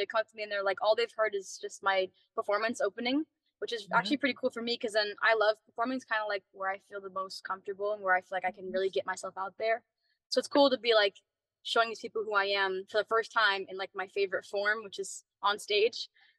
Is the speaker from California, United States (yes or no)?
no; Washington, United States; born there; also born or lived in Tampa, Florida; No, I was born in Washington State, and I kind of moved all over the U.S. So I have like a mixture of accents from everywhere I've been.